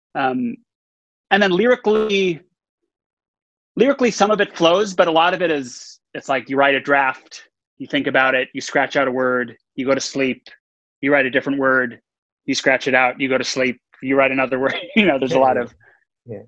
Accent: Texas, United States; I was born, I grew up in Texas

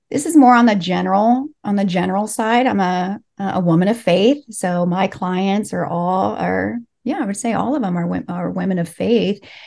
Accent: Los Angeles, California, United States; first language Spanish; English is a second language; I was born and raised here in L

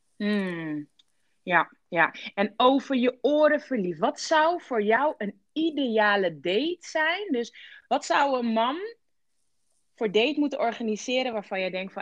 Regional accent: Rotterdam, South Holland, Netherlands

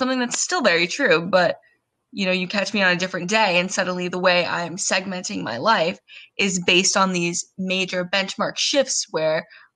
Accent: Southern California, United States; I am born and raised in Southern California

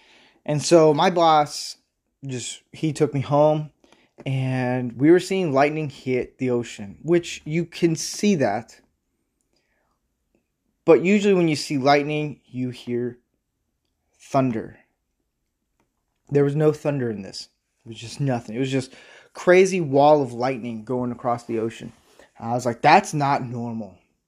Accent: Midwest, United States; And I'm from the Midwest and South area. So I've seen a lot of different weather changes

